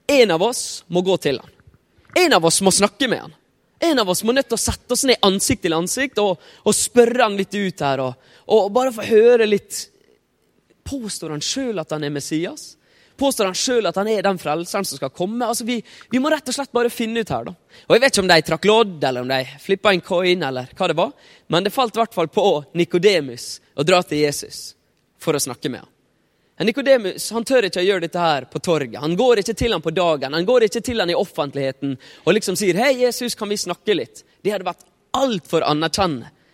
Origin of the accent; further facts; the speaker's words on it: Ålesund, Møre og Romsdal, Norway; jeg er fra Ålesund.